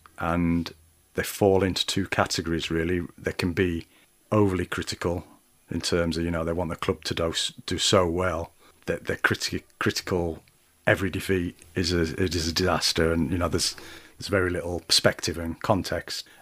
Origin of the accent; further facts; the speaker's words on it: Doncaster, Yorkshire and the Humber, United Kingdom; my hometown, Doncaster